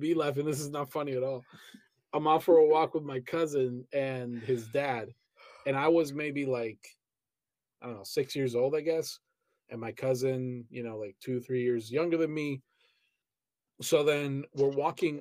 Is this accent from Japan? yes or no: no; Colombia; moved away; also born or lived in Pereira; I grew up in Colombia.